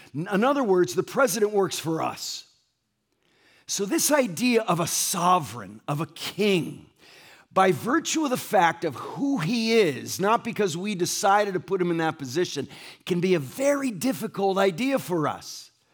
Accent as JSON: {"language": "English", "town": "Ansonia", "region": "Connecticut", "country": "United States", "tie": "born or raised there", "also_born_or_lived": "Essex, Connecticut", "moved": "yes", "lives_now": "La Mirada, United States", "said": "I grew up in Ansonia, Connecticut"}